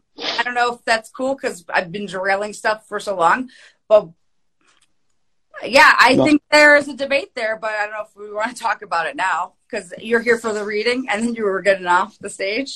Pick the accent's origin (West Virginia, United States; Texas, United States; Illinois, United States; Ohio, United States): Ohio, United States; I'm from the Midwest as well. I'm from Ohio